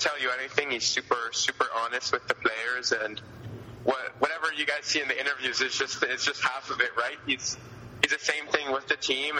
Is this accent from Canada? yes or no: yes; Canada; me being Canadian